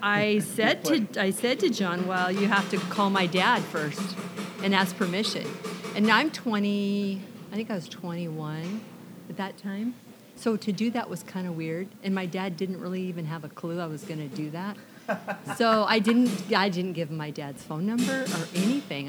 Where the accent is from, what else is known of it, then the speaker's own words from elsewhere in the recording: Olympia, Washington, United States; also born or lived in Camano Island; I grew up in Olympia, and I have come from a family of six children